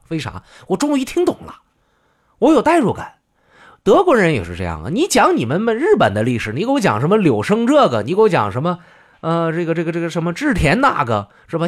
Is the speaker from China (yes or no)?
yes; China; 作为中国人